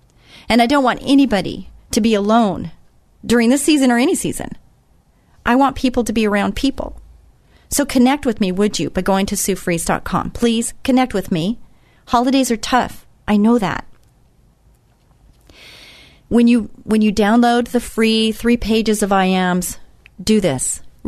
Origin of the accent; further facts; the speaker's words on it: Israel; I came from Israel and I saw this